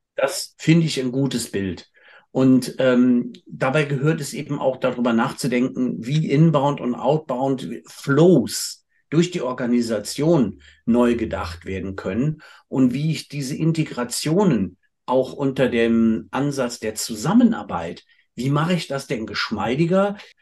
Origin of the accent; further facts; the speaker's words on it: Cologne, North Rhine-Westphalia, Germany; als Kölsche Jung